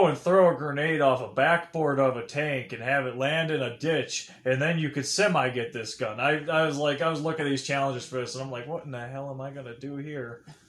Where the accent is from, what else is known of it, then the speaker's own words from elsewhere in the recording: United Kingdom; Japanese, but I'm actually British.